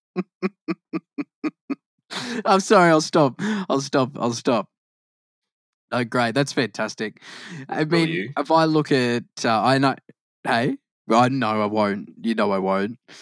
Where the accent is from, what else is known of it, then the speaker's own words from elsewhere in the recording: Queensland, Australia; also born or lived in Victoria, Australia; I'm more of a Queenslander